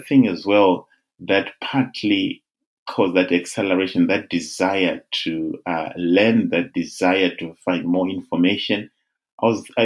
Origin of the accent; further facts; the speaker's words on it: Zimbabwe; now in United Kingdom; I'm originally from Zimbabwe. I was born in Zim, and that is my country of birth